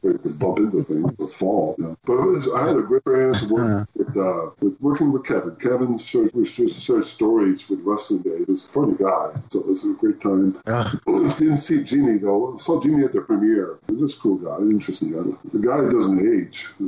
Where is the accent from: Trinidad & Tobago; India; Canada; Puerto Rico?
Canada; the Maritimes; also born or lived in Moncton; I'm from the Maritimes. I'm from the East Coast